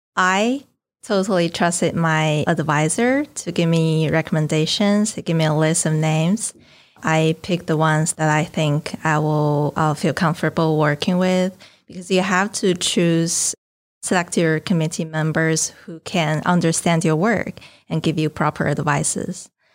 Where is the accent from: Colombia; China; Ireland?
China; northern China; moved away as an adult; now in New Orleans, United States; My hometown is in the north of China